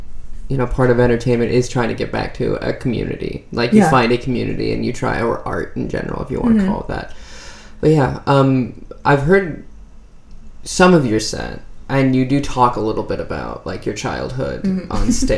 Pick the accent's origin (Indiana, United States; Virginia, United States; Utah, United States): Indiana, United States; born there; I was born in Indiana, and as a woman, it was very difficult.